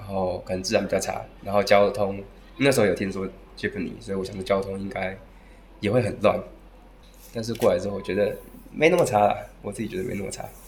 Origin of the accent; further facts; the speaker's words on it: Taiwan; moved away as an adult; now in Cebu, Philippines; 我来自台湾，然后现在二十四岁